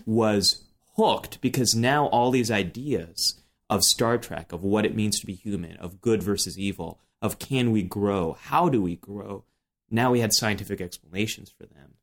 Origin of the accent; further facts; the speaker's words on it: Silicon Valley, California, United States; grew up in Silicon Valley